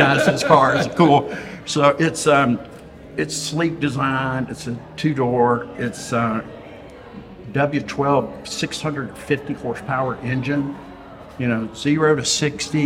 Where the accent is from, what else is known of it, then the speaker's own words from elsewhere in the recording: Vicksburg, Mississippi, United States; moved away as an adult; now in Houston, United States; I was born in Vicksburg, Mississippi, and I lived there for 18 years